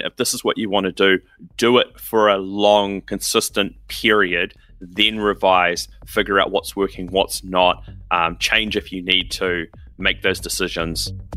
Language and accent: English; New Zealand; I'm from New Zealand